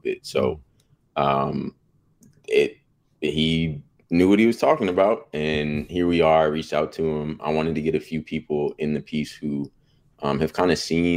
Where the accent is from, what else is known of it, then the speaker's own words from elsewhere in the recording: Bay Area, California, United States; moved away as an adult; now in Sacramento, United States; I'm from the Bay Area, so I got to see Warriors growing up